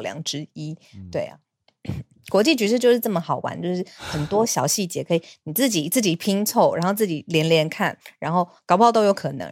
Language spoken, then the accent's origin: Chinese; Taiwan; 我是台湾人